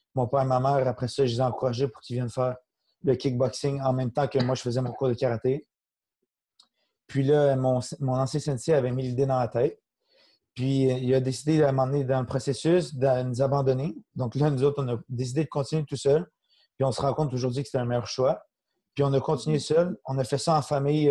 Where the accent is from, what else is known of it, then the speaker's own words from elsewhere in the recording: Saint-Constant, Quebec, Canada; also born or lived in Laval; j'ai grandi, je suis encore en même place, Saint-Constant-Sainte-Catherine.